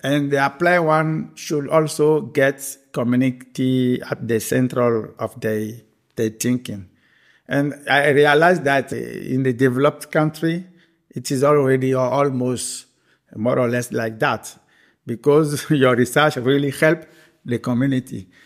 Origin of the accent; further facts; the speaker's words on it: Benin; also born or lived in Belgium; I born uh, the 3rd of May, uh, 1974, in Benin, Republic of Benin, located in West Africa. I did my primary school in Benin, the secondary school in Benin